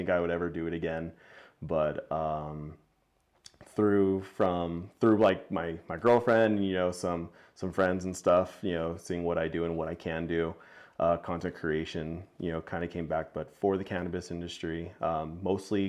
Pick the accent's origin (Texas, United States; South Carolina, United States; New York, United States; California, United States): Texas, United States; El Paso; I'm from El Paso, West Texas, as you said, I came from there. I was born and raised there